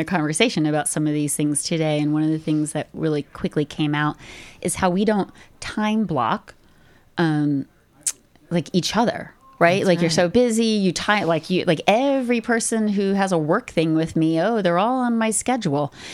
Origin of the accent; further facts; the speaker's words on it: United States; now in Canada; being American